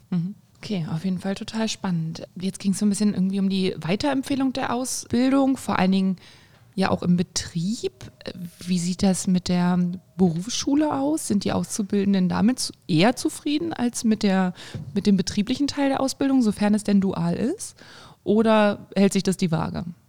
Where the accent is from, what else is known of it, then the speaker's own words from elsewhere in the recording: Thuringia, Germany; bei uns in Thüringen, in Erfurt, in Jena, in Weimar